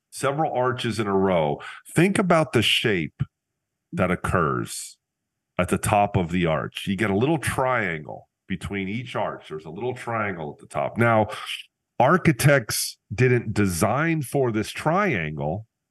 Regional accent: Northeast Pennsylvania, United States; I returned to my hometown

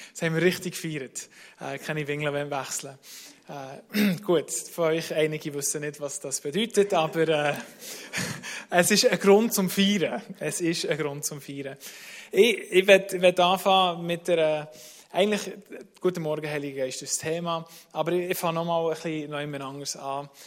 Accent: Bern, Switzerland; accent: Bernese German; also born or lived in United States / Germany; Ich bin in Amerika auf die Welt gekommen, dort aufgewachsen, acht Jahre, und dann, äh, meine Mutter Schweizerin, und dann in die Schweiz gekommen.

